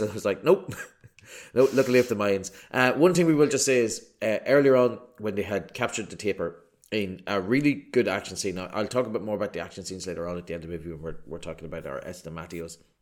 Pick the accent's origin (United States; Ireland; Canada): Ireland; an Irish person